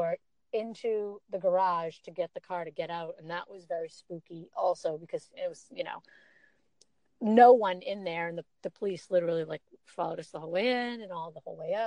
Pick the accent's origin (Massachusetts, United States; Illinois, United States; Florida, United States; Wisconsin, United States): Massachusetts, United States; Boston; I'm from Boston.